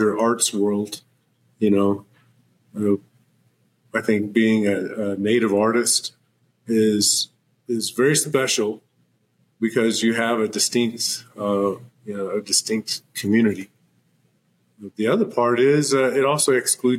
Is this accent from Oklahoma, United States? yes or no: yes; Oklahoma, United States; also born or lived in Lubbock, Texas; my mom brought me back to Oklahoma, which is where the Muscogee Creek Nation is and also the Seminole Nation. And so I grew up in Oklahoma City, also in Tahlequah, Tulsa, Wyandotte, Norman